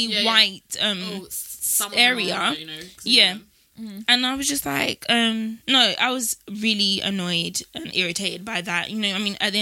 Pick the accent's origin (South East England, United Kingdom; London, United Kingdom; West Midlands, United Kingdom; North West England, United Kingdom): London, United Kingdom; born or raised there